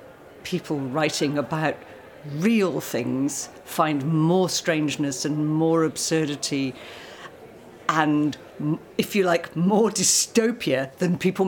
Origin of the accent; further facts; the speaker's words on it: United Kingdom; us Brits